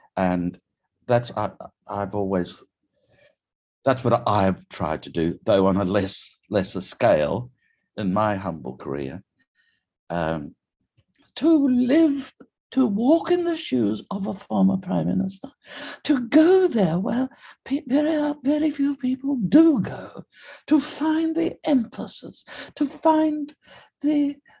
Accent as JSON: {"language": "English", "town": "Theodore", "region": "Queensland", "country": "Australia", "tie": "born or raised there", "also_born_or_lived": "Rockhampton, Queensland / Yeppoon, Queensland", "said": "I was born in Rocky a few years ago now, and my hometown of Theodore uh, is is um, just a little what's now two hours southwest of Rocky."}